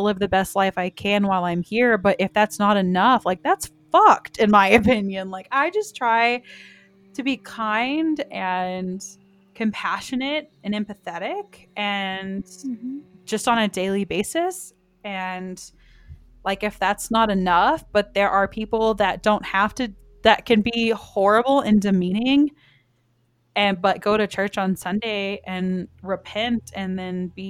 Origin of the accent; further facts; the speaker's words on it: the South, United States; I was raised in the South